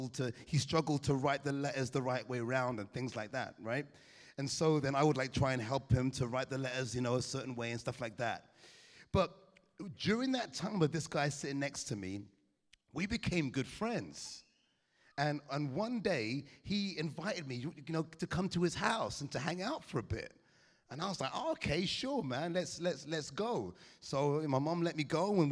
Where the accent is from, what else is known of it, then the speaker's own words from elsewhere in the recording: England, United Kingdom; Now I'm born in England, I'm an Englishman, but I come from Caribbean parentage